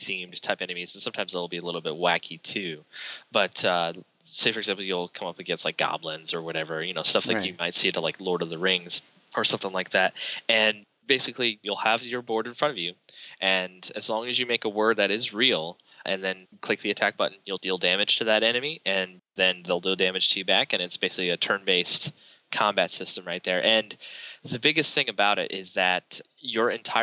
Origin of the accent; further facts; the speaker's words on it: Burlington, North Carolina, United States; We're from Burlington, North Carolina